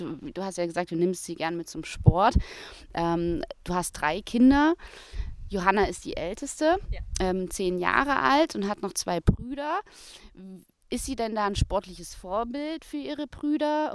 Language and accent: German; Thuringia, Germany; in Thüringen, wo ich herkomme, wo ich auch studiert habe